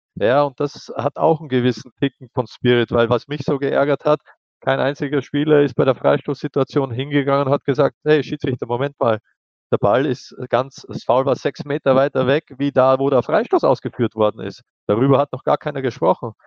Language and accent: German; Austria; wir sind Österreicher, wir haben ein, unsere eigene Art und Weise Fußballspiel